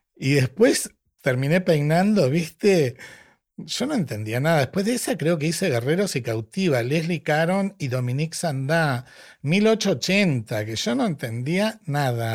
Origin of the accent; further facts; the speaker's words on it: Tapiales, Buenos Aires Province, Argentina; nací en Tapiales, en La Matanza